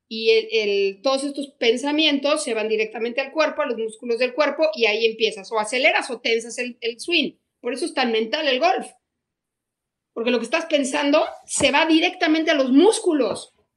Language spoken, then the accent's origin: Spanish; Querétaro, Mexico; moved away as an adult; also born or lived in Mexico City; a los 18 años me fui a estudiar de Querétaro a México